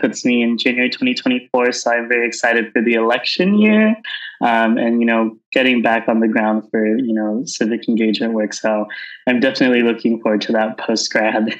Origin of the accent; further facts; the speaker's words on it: Southern California, United States; moved away as an adult; also born or lived in Bay Area, California; now in San Francisco, United States; I grew up in Southern California and moved up to the Bay Area uh, a few years ago